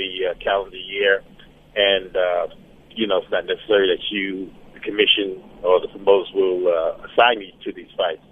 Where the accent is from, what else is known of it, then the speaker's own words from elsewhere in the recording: New York City, New York, United States; growing up in Brooklyn, New York